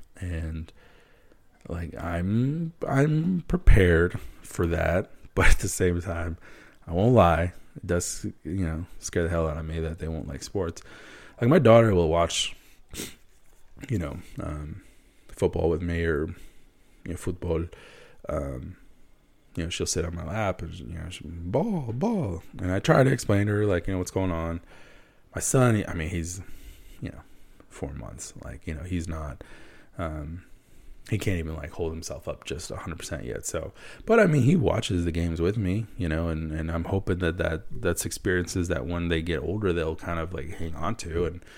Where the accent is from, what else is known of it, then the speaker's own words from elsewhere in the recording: Wisconsin, United States; I hate the Packers. And I'm from Wisconsin. That's the one team I don't follow from Wisconsin.